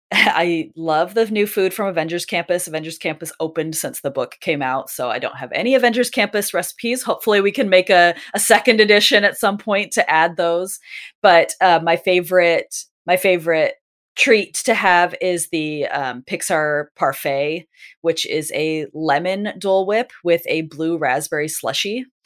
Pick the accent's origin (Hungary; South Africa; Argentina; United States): United States; California; And it's very nostalgic from when I grew up in Southern California that we used to get that a lot.